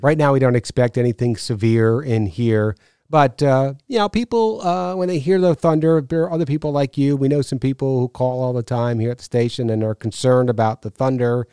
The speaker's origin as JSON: {"language": "English", "region": "New York", "country": "United States", "tie": "born or raised there", "said": "I grew up in New York"}